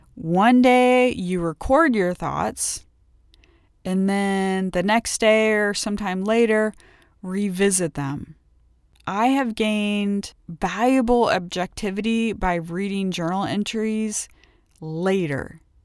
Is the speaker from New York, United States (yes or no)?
no; outside of Cincinnati, Ohio, United States; I grew up twenty miles outside of Cincinnati, Ohio